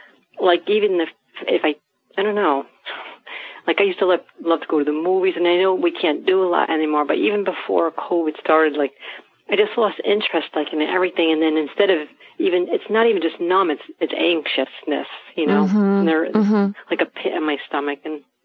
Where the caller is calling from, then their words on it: New York, United States; I am from New York, near the Westchester area